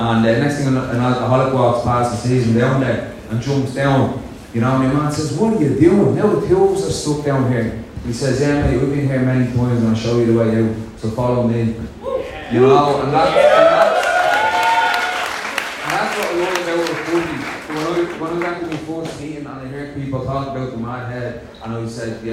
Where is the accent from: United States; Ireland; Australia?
Ireland; Dublin, Leinster; a Dublin lad up here talking